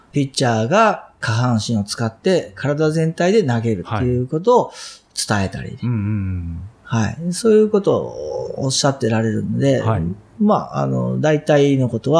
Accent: Kansai, Japan; accent: Kansai-ben; first language Japanese; also born or lived in Vancouver, Canada; 日本語ですら、関西弁が僕は抜けないわけです。

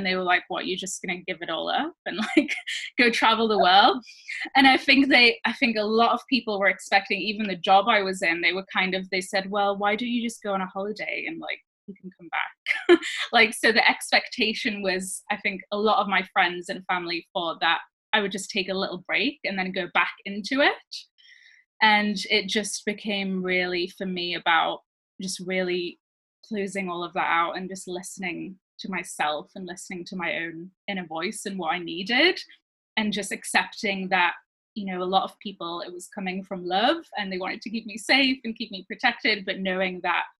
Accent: France; moved away as an adult; also born or lived in Switzerland; now in United Kingdom; So I grew up in France and Switzerland as a child, like a teenager, and then I moved to the UK when I was 18, but my parents are from the UK.

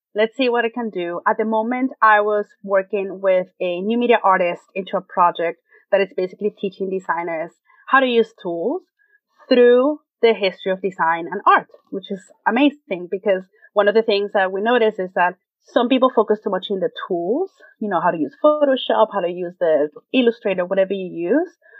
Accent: Venezuela; English is a second language; moved away as an adult; now in United States; I born and raised in Venezuela, South America, came to the United States 13 years ago for a graduate program at Parsons.

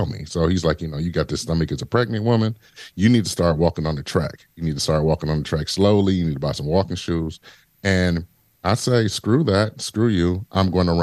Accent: Detroit, Michigan, United States; Growing up in Detroit was rough

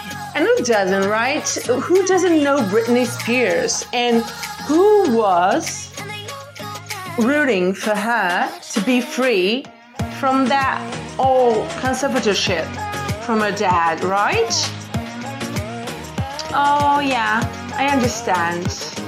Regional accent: Portugal; I'm from Portugal. Yeah, Portugal. Western Europe.

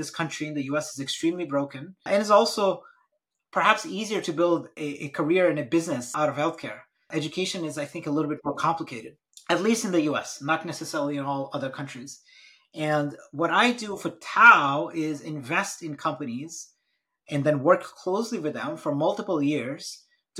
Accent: Brazil; moved away; I'm actually born and raised in Brazil, and family's from a different part of India.

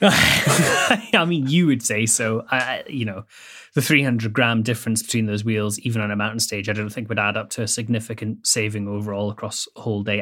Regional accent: Scotland, United Kingdom; I grew up in Bonnie, Scotland

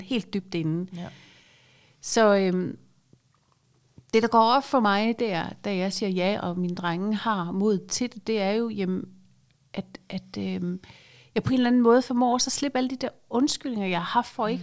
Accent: Aarhus, Central Denmark Region, Denmark; moved away as an adult; also born or lived in Zealand; er født og opvokset i Aarhus

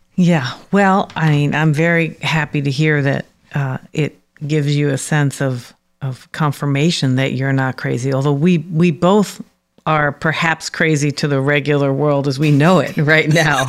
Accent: New York City, New York, United States; also born or lived in Harlem; I'm from the Bronx. I grew up in Harlem, actually, and then moved to the Bronx when I was about eight. So my adolescence was spent in the Bronx

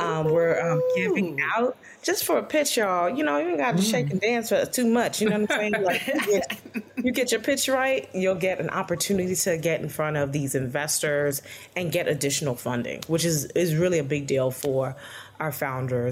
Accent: New York City, New York, United States; I'm from Brooklyn, New York

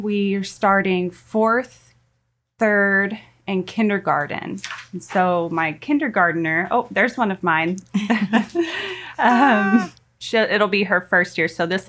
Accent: Portland, Oregon, United States; I am a convert in 2012, and I grew up right outside of Portland, Oregon.

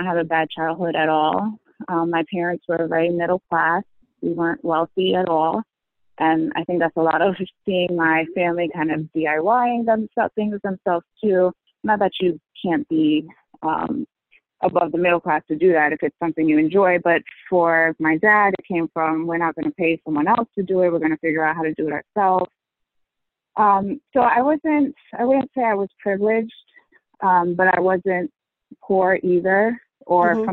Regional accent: northern New Jersey, United States; moved away as an adult; now in Connecticut, United States; I grew up in New Jersey, in northern New Jersey. I live in Connecticut now, about an hour away

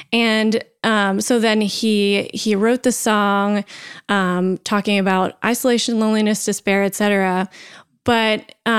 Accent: Tennessee, United States; Because I'm from Tennessee

